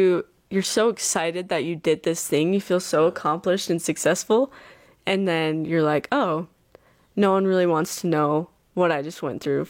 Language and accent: English; Bluffdale, Utah, United States